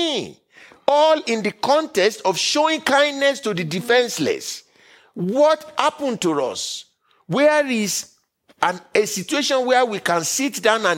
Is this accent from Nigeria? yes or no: yes; Nigeria; now in United States; I was born and raised in Nigeria. I made America my home country by choice.